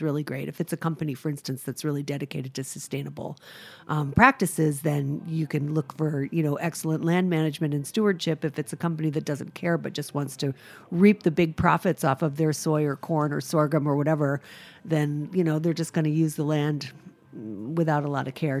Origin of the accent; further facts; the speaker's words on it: Rhode Island, United States; now in New York, United States; I'm from Rhode Island